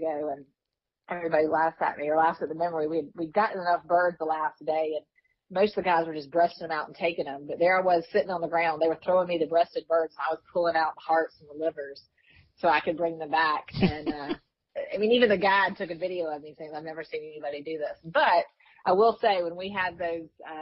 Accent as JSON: {"language": "English", "town": "Walterboro", "region": "South Carolina", "country": "United States", "tie": "born or raised there", "moved": "as an adult", "lives_now": "Columbia, United States", "said": "I live in Columbia now, but I grew up in Walterboro, between Walterboro and Yemisee, out in the country there."}